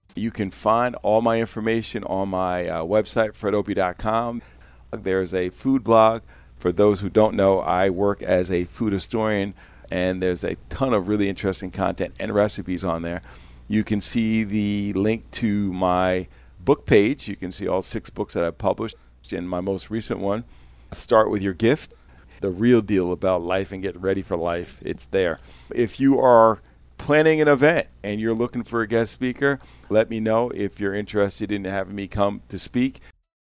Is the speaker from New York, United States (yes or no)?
yes; New York, United States; I'm a New Yorker.